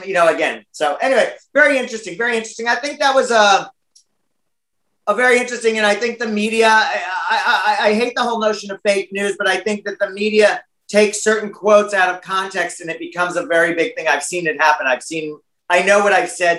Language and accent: English; United States